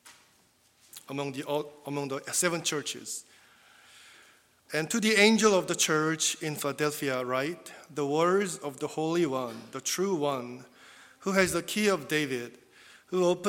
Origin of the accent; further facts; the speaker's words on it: South Korea; first language Korean; English is a second language; moved away as an adult; English is my second language. I'm not confident, actually, but even when I was in South Korea, also, still, I relied a lot on the script, even when I preached in South Korean as well.